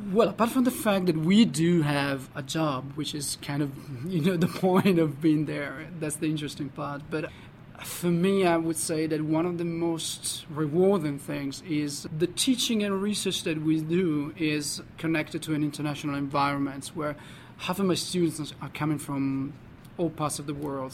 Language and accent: English; Parma, Emilia-Romagna, Italy; moved away; I'm originally Italian, so I grew up in Parma, which is a city in the north of Italy